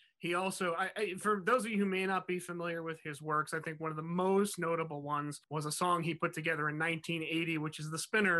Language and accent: English; New Jersey, United States; my home state, the small but mighty state of New Jersey.